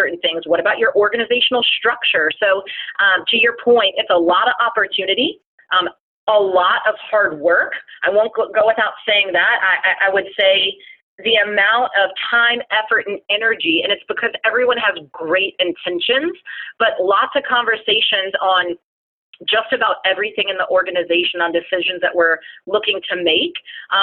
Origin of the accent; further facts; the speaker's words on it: Florida, United States; I was born and raised in Florida